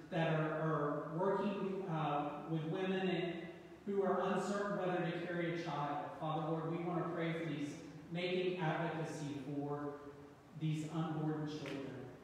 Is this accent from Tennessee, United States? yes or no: yes; East Tennessee, United States; Growing up in East Tennessee was a joy. I got to step out my back door and take hikes up in the mountain